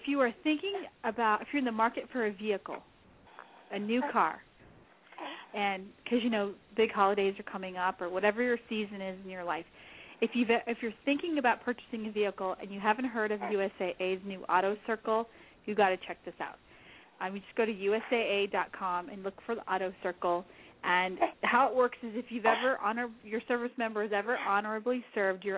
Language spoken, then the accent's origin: English; New Mexico, United States; moved away; I'm from the state of New Mexico